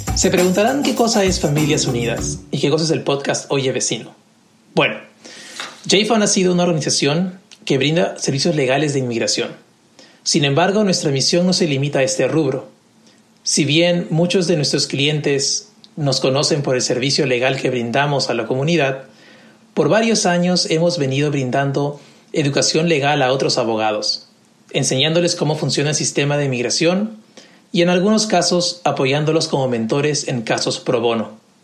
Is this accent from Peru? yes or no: yes; Lima, Peru; moved away as an adult; now in Nashville, United States; Nací y crecí en Lima, Perú